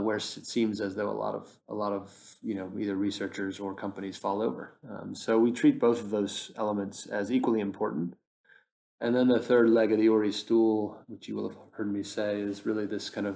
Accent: United States; now in London, United Kingdom; as a American talking to you from London

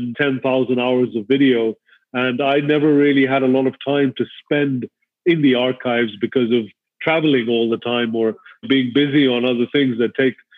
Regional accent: Kenya; I was born and raised in Kenya. So I've grown up here all my life

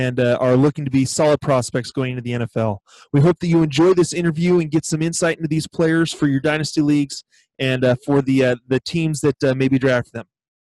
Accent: Seattle, Washington, United States; a guy, from my hometown team, the Seahawks, is Russell Wilson.

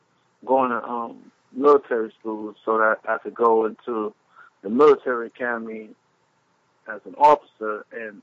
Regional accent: New York City, New York, United States; moved away; also born or lived in Texas; I'm from the Bronx, New York

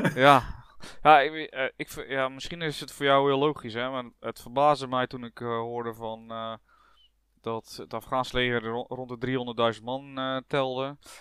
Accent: Netherlands; als Nederlanders zijn we

